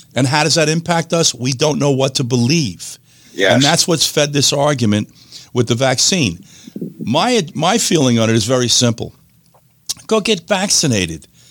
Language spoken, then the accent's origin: English; New York, United States; moved away; New York, place I was born and raised